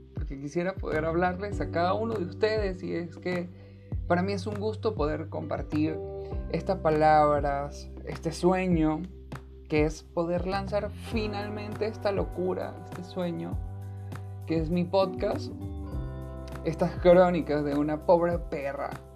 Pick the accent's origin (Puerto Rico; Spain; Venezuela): Venezuela; soy venezolano